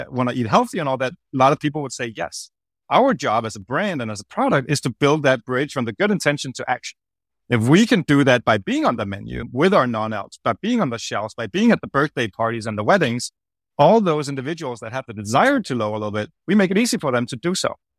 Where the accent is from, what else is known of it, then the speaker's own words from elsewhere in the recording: Copenhagen, Capital Region of Denmark, Denmark; I'm from Copenhagen, Denmark, originally.